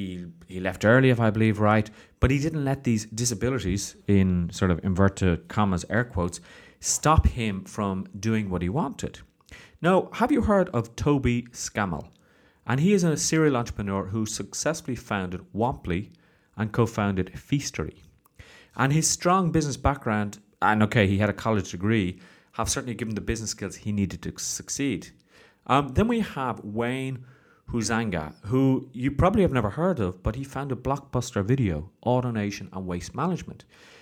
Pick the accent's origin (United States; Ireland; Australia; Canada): Ireland; I know growing up in Ireland, there wasn't a huge entrepreneurial spirit.